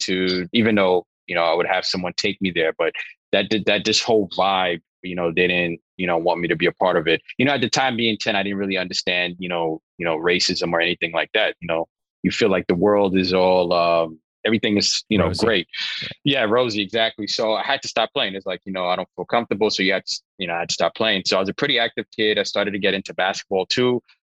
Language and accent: English; New York City, New York, United States; I grew up in East Flatbush, Brooklyn, which is one of the five boroughs in New York City